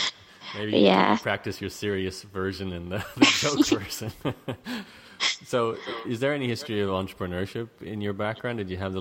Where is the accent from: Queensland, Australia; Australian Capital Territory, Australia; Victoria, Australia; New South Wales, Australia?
Queensland, Australia; Brisbane; Madeline, are you born and raised in Brisbane like me?